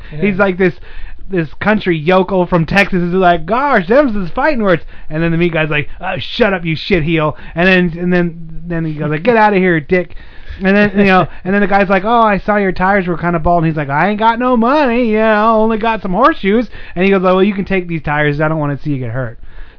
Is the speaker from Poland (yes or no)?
no; Sweden; Yeah, I'm from Sweden, and her, she was like